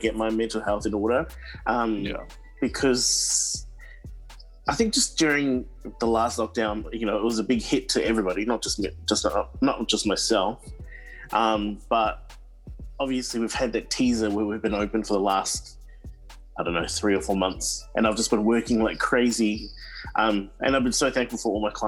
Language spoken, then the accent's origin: English; Auckland, New Zealand; now in Melbourne, Australia; I was born and bred in Auckland, New Zealand, in East Auckland. I grew up in Howick, in Pakuranga area